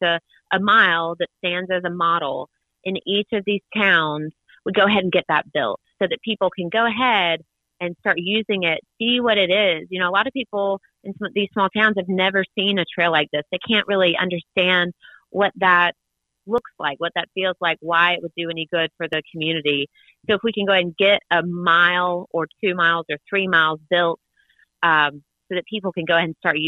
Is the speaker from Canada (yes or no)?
no; Sandersville, Georgia, United States; I'm from Sandersville, a really small town nearby, and have this big idea to, in my mind, to revive our small town and many other small towns like ours by bringing a trail through it.